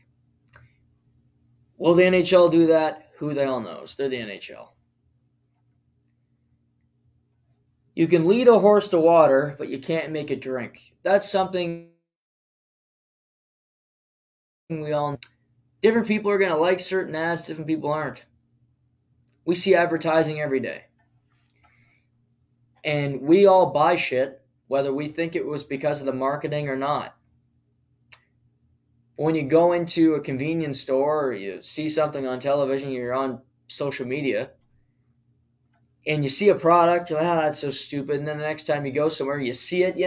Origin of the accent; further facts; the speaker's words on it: Canada; I was born in Canada and I played hockey for 18 years